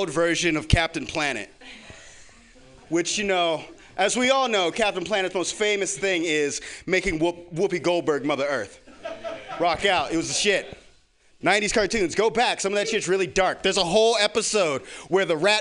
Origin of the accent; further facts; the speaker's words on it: the South, United States; I am from the South, and being from the South